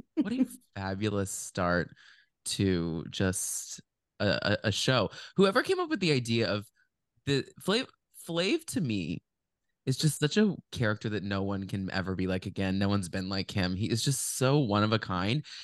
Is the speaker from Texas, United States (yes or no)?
yes; Dallas, Texas, United States; we grew up in Dallas